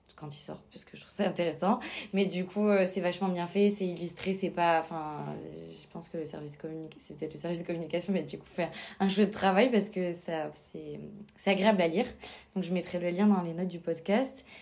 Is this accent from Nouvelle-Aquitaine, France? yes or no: no; Toulouse, Occitania, France; dans ma région, parce que je suis originaire de Toulouse